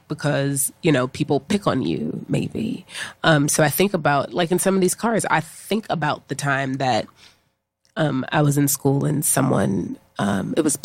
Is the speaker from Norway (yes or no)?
no; Pittsburgh, Pennsylvania, United States; now in New York, United States; I'm originally from Pittsburgh, Pennsylvania, living here in New York